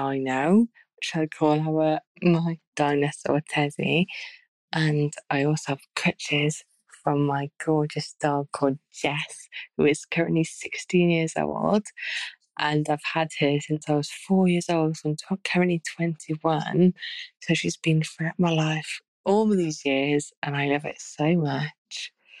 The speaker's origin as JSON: {"language": "English", "region": "Wales", "country": "United Kingdom", "tie": "born or raised there", "also_born_or_lived": "Glasgow", "moved": "yes", "said": "right now I'm in Wales, my hometown, because I'm Welsh, and my boyfriend lives in Glasgow."}